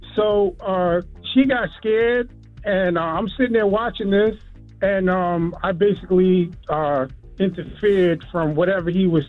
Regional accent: Queens, New York, United States; I'm from Queens.

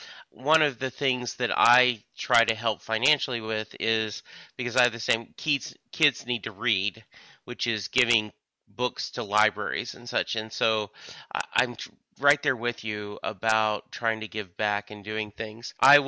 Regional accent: the South, United States; I grew up in the South. One of the worst insults you can give someone is he forgot where he came from.

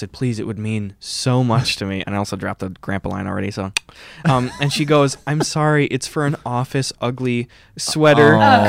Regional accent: Wisconsin, United States; now in Los Angeles, United States

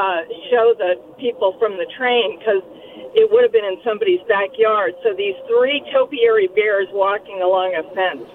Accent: Midwest, United States; also born or lived in San Francisco; now in Fairfax, United States; I grew up in the Midwest

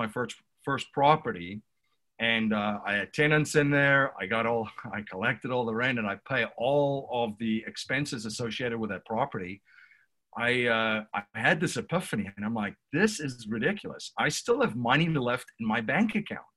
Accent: South Africa; now in Newtown, United States; I'm originally from South Africa. I reside in Newtown, Pennsylvania currently

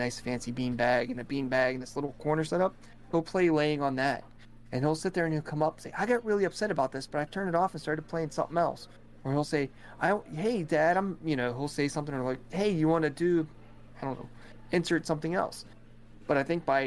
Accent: Ohio, United States; now in Rochester, United States; I'm from Ohio originally

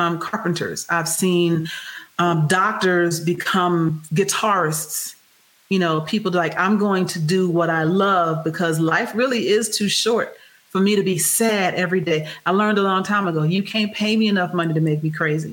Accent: Houston, Texas, United States; I'm from Texas

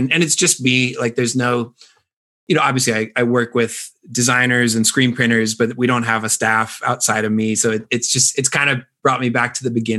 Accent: Florida, United States; moved away as an adult; also born or lived in Nashville; I lived in Nashville for most of last year. And I, as you know, I grew up in Florida and I've been a surfer my whole life.

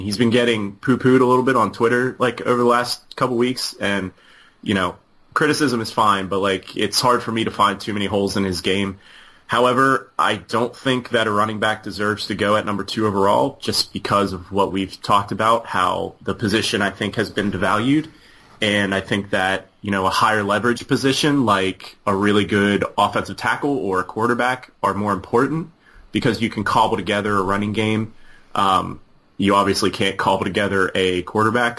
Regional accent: Pittsburgh, Pennsylvania, United States; I'm from Pittsburgh area

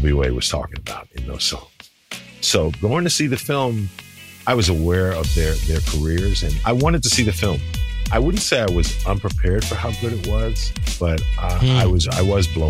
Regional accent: New York City, New York, United States; growing up in Queens

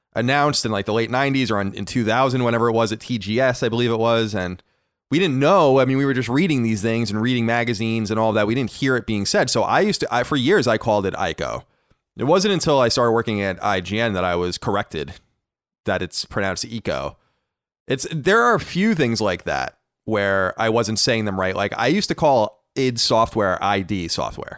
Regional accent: Long Island, New York, United States; We are from Long Island.

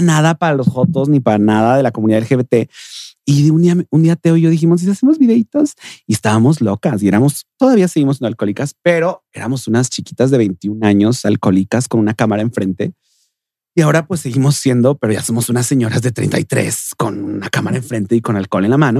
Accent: Mexico City, Mexico; yo nací aquí en la Ciudad de México, Yo nací aquí, oriunda de la CDMX.

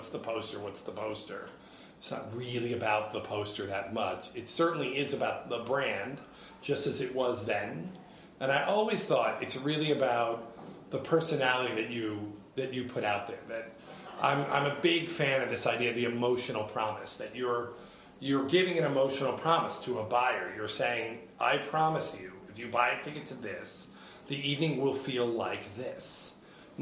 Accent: Hyde Park, New York, United States; now in New York City, United States; I grew up in Hyde Park, Rhinebeck area

